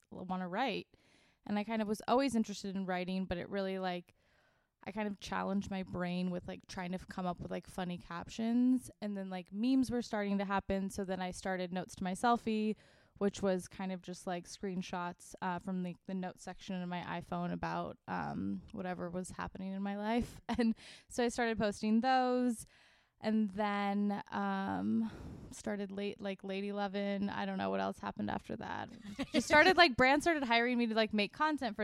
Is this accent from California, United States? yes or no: yes; Laguna Beach, California, United States; also born or lived in Boston; I grew up in Orange County, in Laguna Beach